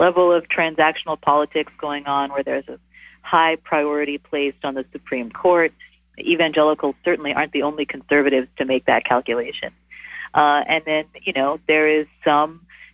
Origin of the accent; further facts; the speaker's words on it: North Texas, United States; I grew up Methodist in North Texas